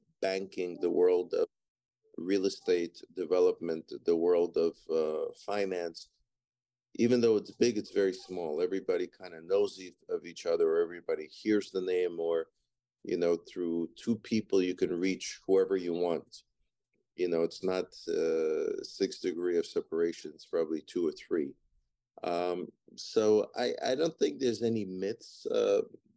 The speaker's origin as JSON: {"language": "English", "country": "Ukraine", "tie": "born or raised there", "moved": "yes", "said": "I was born in Ukraine or Soviet Union, the old Soviet Union that had all the republics still attached back in the 70s. And I was born in Ukraine"}